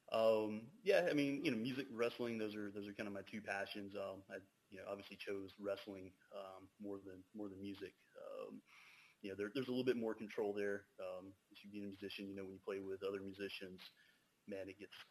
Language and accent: English; the South, Alabama, United States; I grew up down here in the South, so we always went uh, to the Houston County Farm Center every Saturday